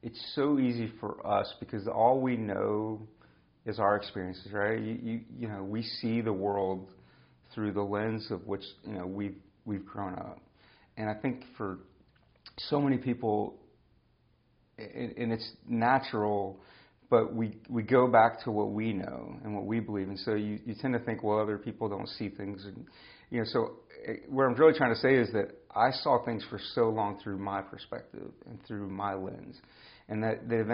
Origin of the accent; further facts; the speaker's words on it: United States; we grew up in America